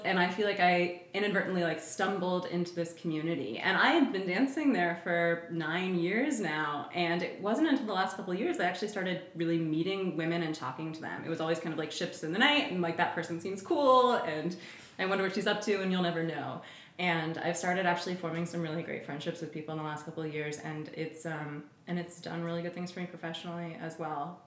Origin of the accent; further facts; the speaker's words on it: Oakland, California, United States; my partner and I are both born and raised in Oakland, so we have a community here